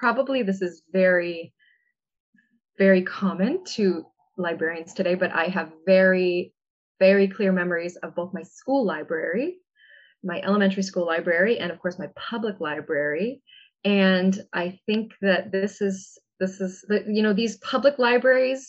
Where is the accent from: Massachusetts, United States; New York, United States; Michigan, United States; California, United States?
Massachusetts, United States; my public library growing up in Massachusetts